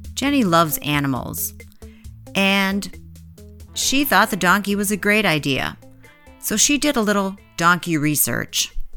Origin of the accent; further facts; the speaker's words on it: Midwest, United States; We grew up in the Midwest, and some of us are still there